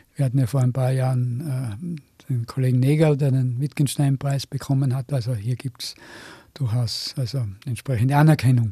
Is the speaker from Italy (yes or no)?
no; Innsbruck, Tyrol, Austria; also born or lived in Seefeld; ich selber bin aber Innsbrucker und damals in Seefeld geboren, weil eben Innsbruck zu 1944 eine gefährliche Stadt war